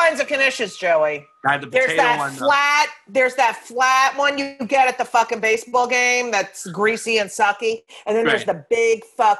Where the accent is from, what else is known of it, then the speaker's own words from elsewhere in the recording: New Jersey, United States; I grew up in New Jersey, all Italians and Jews